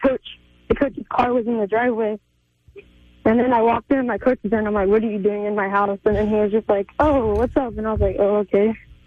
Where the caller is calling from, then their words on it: Indio, California, United States; I'm a viewer from Indio, California, and I watch you guys every morning